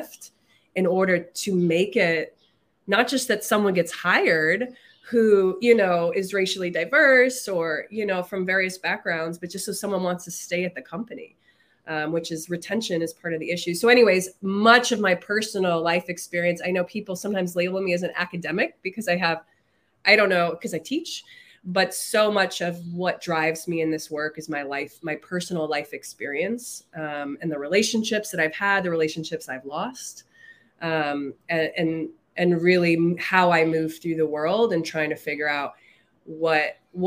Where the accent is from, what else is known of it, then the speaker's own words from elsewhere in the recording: Chicago, Illinois, United States; I grew up on the South Side of Chicago